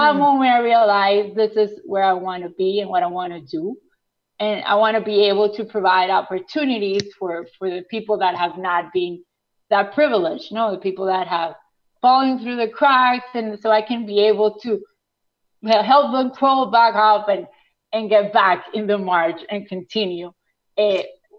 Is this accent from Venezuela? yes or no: yes; Venezuela; English is a second language; moved away; also born or lived in Guatemala; I grew up in Venezuela.